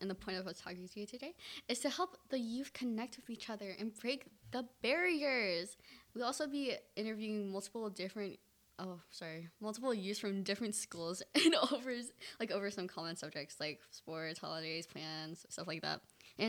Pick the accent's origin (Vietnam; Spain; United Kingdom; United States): Vietnam; I'm Vietnamese!